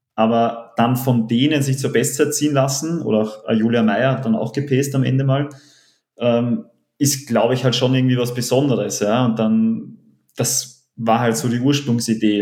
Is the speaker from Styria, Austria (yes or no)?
no; Vienna, Austria; als gebürtigen Wiener, aufgewachsen hinterm Rathaus